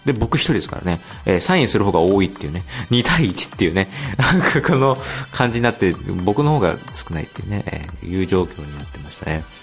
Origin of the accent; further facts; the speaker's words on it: Yokohama, Kanagawa, Japan; 僕の地元、高木の地元でもある横浜のね